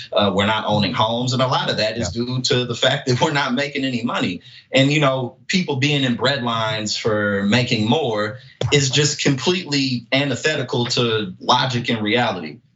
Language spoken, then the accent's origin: English; St. Louis, Missouri, United States; now in New Jersey, United States; I'm from St. Louis, but I live in New Jersey, right next to New York